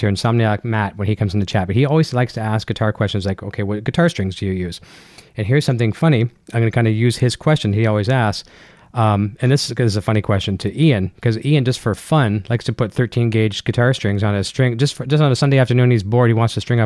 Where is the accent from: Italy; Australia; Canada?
Canada; I'm a Canadian